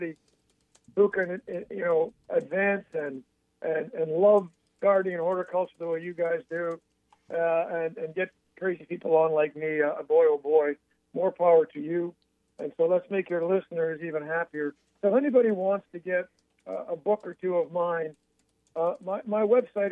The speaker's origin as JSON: {"language": "English", "town": "Montreal", "region": "Quebec", "country": "Canada", "moved": "yes", "lives_now": "Athens, United States", "said": "I'm a boy from Montreal, Canada, and here I am sitting in Athens, Georgia"}